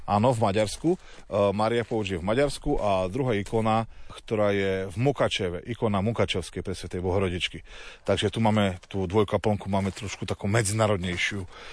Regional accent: Slovakia; my na Slovensku

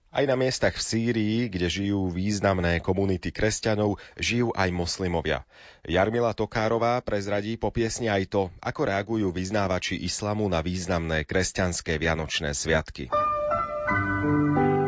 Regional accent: Slovakia; u nás na Slovensku

